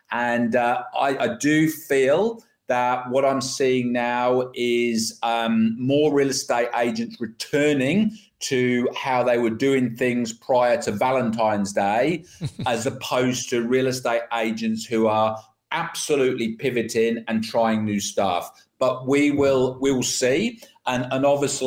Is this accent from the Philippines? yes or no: no; United Kingdom; now in Australia; my home country, the UK